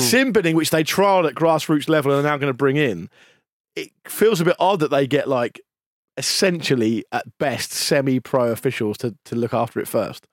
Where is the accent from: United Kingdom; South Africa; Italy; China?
United Kingdom; England; we're British or English